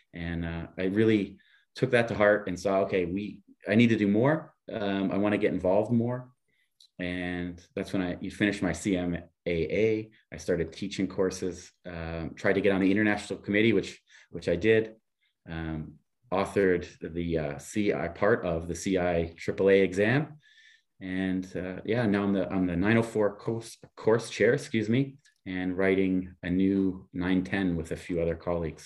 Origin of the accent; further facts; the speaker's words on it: Niagara Falls, Ontario, Canada; moved away as an adult; also born or lived in Buffalo / Europe; I grew up beside Niagara Falls, Canada